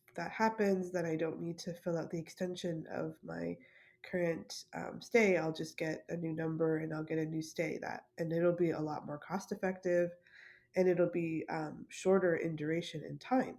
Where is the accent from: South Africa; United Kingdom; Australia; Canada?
Canada; I'm Canadian